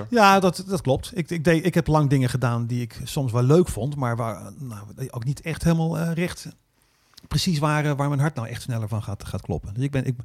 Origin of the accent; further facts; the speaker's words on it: Netherlands; En, en hoe kan het dat ik dit kan als Hollander?